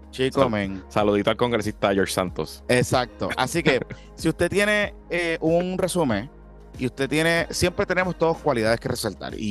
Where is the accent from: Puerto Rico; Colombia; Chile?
Puerto Rico; Carolina; soy de Carolina.